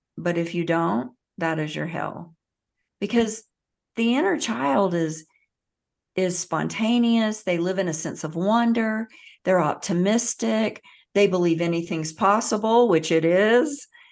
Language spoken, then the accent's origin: English; the South, United States; I grew up in the South